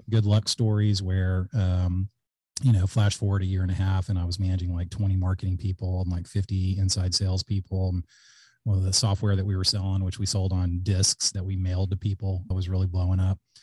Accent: Alice, Texas, United States; also born or lived in Georgetown, Texas / Austin, Texas; I grew up in Alice, Texas, which is a small town in, uh, South Texas

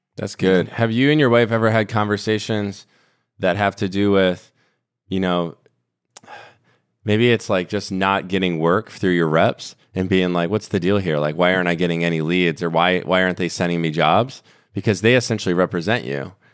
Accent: Minnesota, United States; I grew up in Minnesota

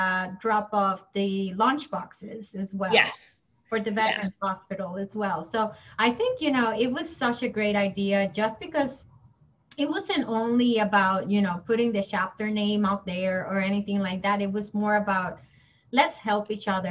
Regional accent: Massachusetts, United States; we are from Massachusetts

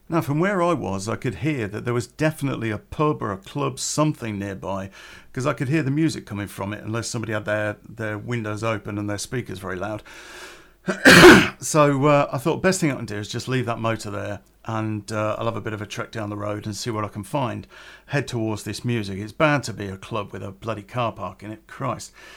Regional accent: Coventry, West Midlands, United Kingdom; growing up in Coventry

